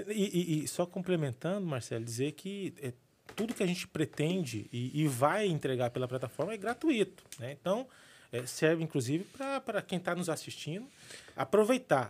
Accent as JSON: {"language": "Portuguese", "town": "Cuiabá", "region": "Mato Grosso", "country": "Brazil", "said": "falando agora como um bom cuiabano"}